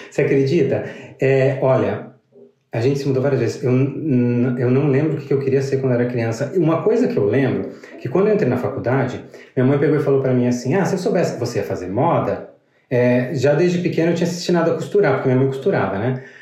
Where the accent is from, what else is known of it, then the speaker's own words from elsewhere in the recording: Rio Grande do Sul, Brazil; also born or lived in Paraná; o Rio Grande do Sul, eu me criei no Rio Grande do Sul, na real. No Paraná, eu só morei até os quatro anos.